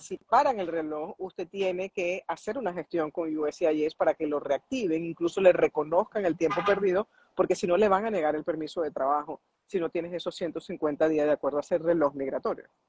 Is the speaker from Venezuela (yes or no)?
yes; Venezuela; now in United States; yo soy venezolana